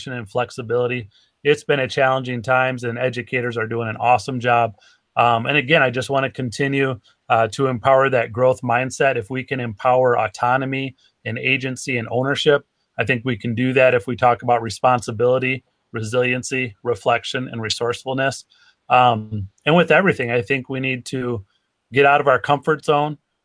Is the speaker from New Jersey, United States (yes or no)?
no; Racine, Wisconsin, United States; When I grew up in Racine, Wisconsin, so I would play my high school soccer games right on the lake